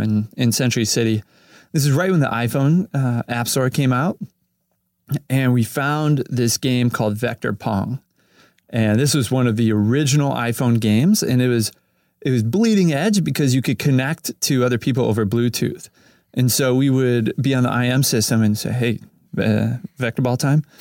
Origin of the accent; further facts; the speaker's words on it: Cleveland, Ohio, United States; moved away as an adult; now in Los Angeles, United States; I grew up in Cleveland, Ohio